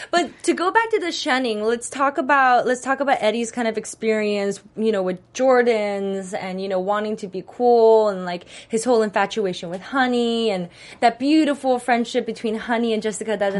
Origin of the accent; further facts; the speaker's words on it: Texas, United States; I grew up in Texas